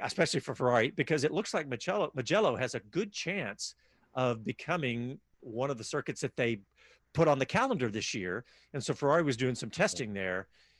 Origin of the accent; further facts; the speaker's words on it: Austin, Texas, United States; You listen to Speed City. We're from Austin, Texas, and we'll be back after these messages.